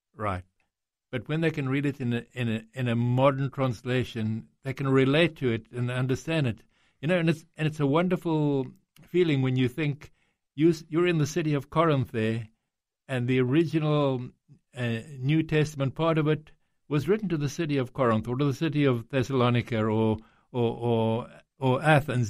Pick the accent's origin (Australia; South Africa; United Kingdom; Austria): South Africa; accent: South African; now in Greece; I was born in South Africa, um, but my father's Greek, comes from Greece